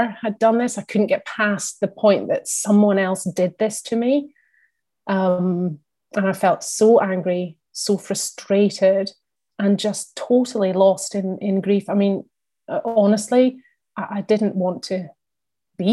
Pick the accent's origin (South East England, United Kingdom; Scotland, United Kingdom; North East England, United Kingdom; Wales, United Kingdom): Scotland, United Kingdom; also born or lived in London; I'm based in Scotland, I'm Scottish